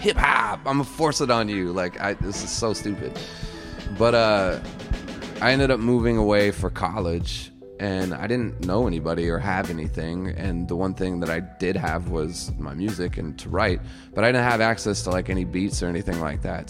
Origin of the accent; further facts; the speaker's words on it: Chicago, Illinois, United States; moved away; also born or lived in Colorado; I was born and raised in Chicago, and then my parents moved me to Colorado because my dad got a job out there